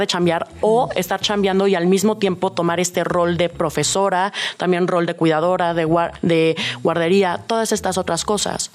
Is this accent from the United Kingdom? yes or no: no; Mexico City, Mexico; como buena chilanga